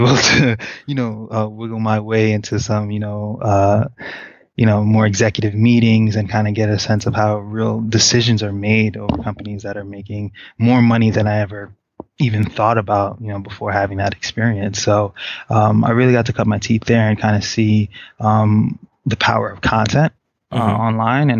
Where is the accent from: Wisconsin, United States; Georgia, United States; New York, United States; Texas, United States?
New York, United States; New York City; also born or lived in Haiti; originally I was born in Haiti. I moved here when I was really, really young. Just got to, you know, experience the whole of the city. So I could say that I'm a New York native for sure.